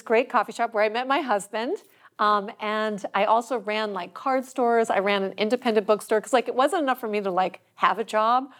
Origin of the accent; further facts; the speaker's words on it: Washington, District of Columbia, United States; moved away; also born or lived in Chicago; I grew up in Washington, D C